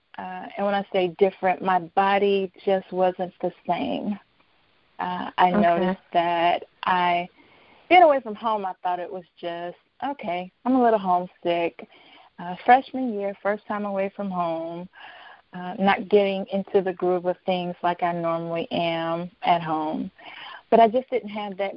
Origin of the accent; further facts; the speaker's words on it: Atlanta, Georgia, United States; I'm from Atlanta